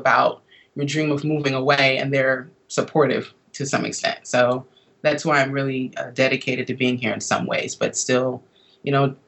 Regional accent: Milwaukee, Wisconsin, United States; moved away as an adult; now in Washington, D.C., United States; growing up in Milwaukee, where I'm originally from

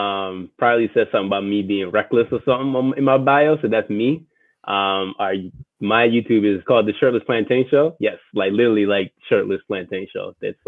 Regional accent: London, United Kingdom; now in United States; I was born in London. I moved here

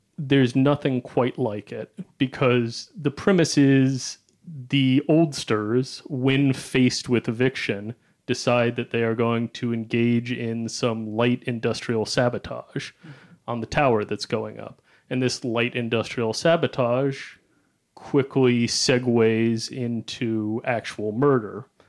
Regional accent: Cincinnati, Ohio, United States; I hail from Cincinnati, Ohio

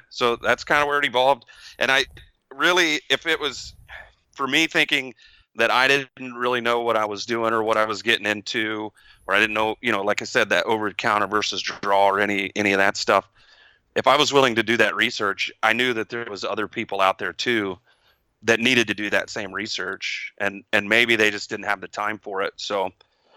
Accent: Texas, United States; I'm from Texas

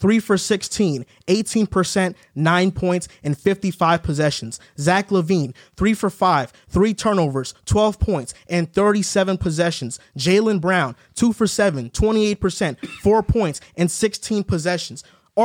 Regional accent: Toronto, Ontario, Canada; I used to watch Toronto all the time. I'm from Toronto, so I knew it was coming.

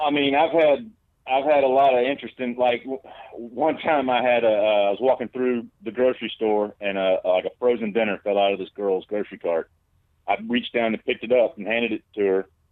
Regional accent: Alabama, United States; I'm from Alabama

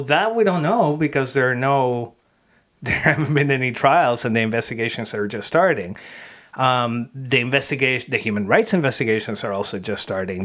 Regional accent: Venezuela; I'm from Venezuela

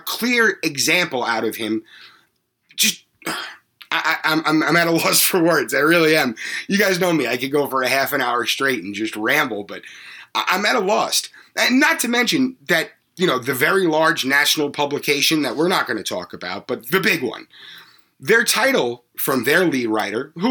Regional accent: Long Island, New York, United States; I grew up on Long Island

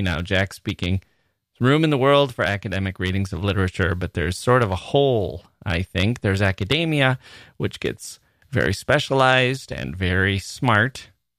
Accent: India; at the beginning of the COVID-19 lockdown in India, when I had to come back to my hometown some 5 hours away from Delhi.

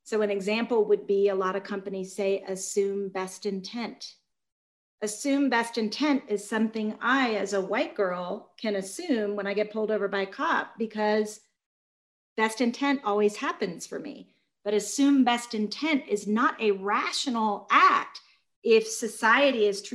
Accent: Georgia, United States; I was raised in Georgia by civil rights workers.

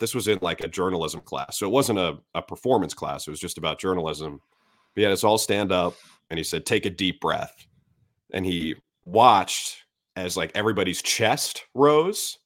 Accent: Minnesota, United States; moved away; also born or lived in Syracuse; I grew up in Minnesota

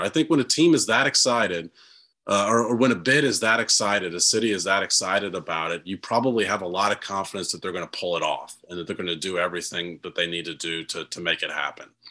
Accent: Kansas City, Missouri, United States; I'm from Kansas City

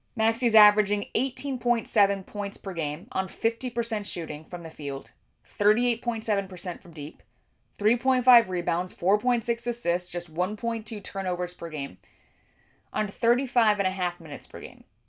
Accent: California, United States; I grew up on the West Coast in California

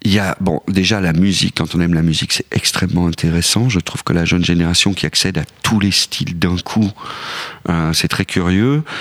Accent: Switzerland; Non, moi je viens de la Suisse, donc je suis pas vraiment un sujet.

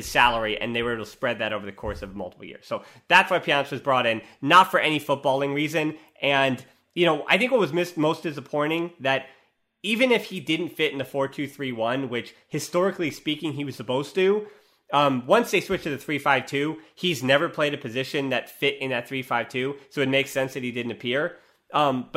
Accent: United States; as an American

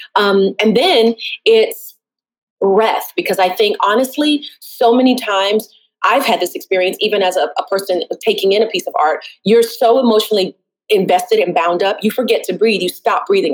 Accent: the South, United States; now in Brooklyn, United States; I'm born and raised in the South

